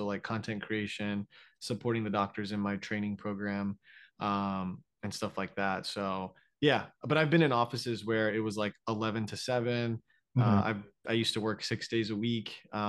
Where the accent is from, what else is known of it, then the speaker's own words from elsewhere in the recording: Florida, United States; also born or lived in New York, United States / Stamford, Connecticut, United States; now in Austin, United States; So originally I'm from Florida, but yeah, yeah. I was at NYU in New York for like 6 years. And then for 1 year, we moved to Stamford, Connecticut, like okay. 45 minutes out of Manhattan.